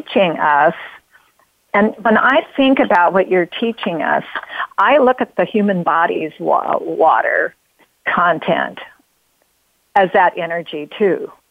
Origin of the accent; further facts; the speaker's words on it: Oregon, United States; I come from Oregon. Uh, I'm uh, born in Oregon. We love water in Oregon. We live in the famous Rogue Valley